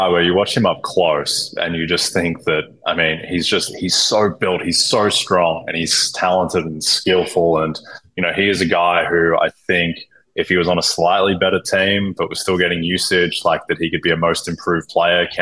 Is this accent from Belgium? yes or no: no; Australia; accent: Australian (implied); because of my accent